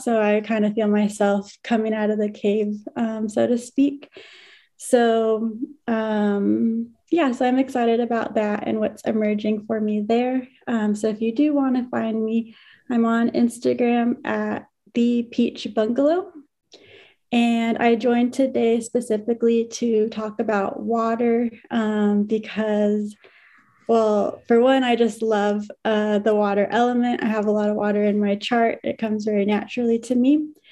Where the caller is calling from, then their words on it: San Antonio, Texas, United States; calling in from San Antonio, Texas